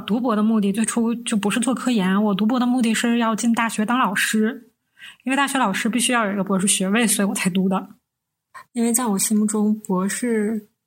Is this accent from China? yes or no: yes; Northeast China, China; 我们是三个来自东北的 ladies